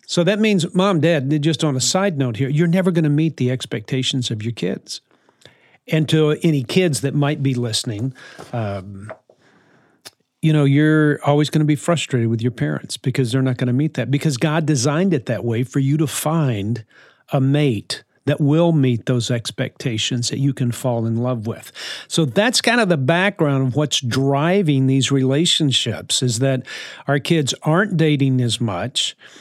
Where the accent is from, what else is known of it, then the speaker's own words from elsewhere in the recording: New Orleans, Louisiana, United States; also born or lived in West Texas; I grew up in New Orleans. born in West Texas, but grew up in New Orleans